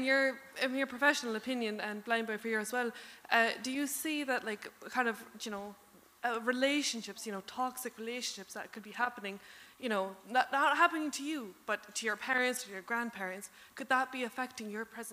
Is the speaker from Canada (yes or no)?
yes; Canada; accent: Cork; No, I'm from Canada and I kind of have a Cork accent now.